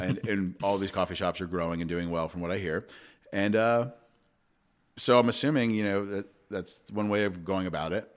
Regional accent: Long Island, New York, United States; moved away; I grew up on Long Island

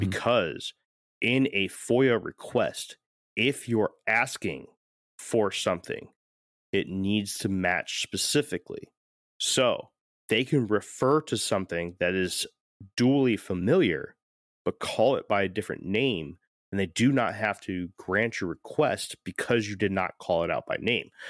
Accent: St. Petersburg, Florida, United States; moved away; also born or lived in Connecticut; I'm from, I'm from Saint Pete, Tampa, right? I mean, I was born in Connecticut, but I spent a good amount of my time in Saint Petersburg, which is right next to Tampa

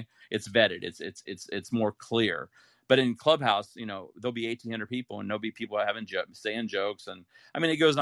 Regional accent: Ohio, United States; moved away as an adult; also born or lived in Utah; I grew up in Ohio and went to college, Brigham Young University, and that's in Utah. And then I moved out here

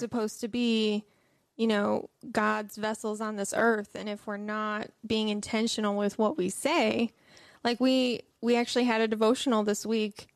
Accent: Michigan, United States; I'm from Michigan

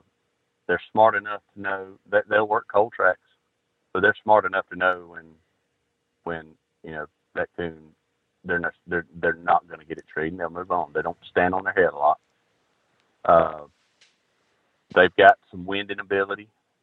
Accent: Georgia, United States; I'm from Georgia.

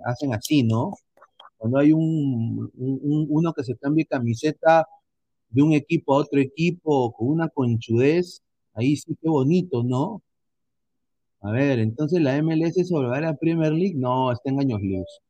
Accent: Peru; nosotros somos peruanos

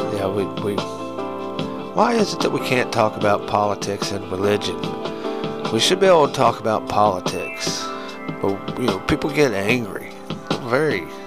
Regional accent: United States; we're American

